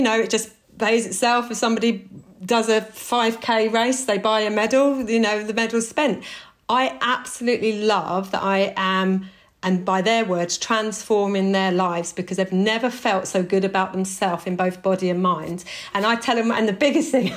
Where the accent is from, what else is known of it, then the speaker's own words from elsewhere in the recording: Tonbridge, South East England, United Kingdom; I was brought up in Kent with a white mother, a white stepdad, white siblings.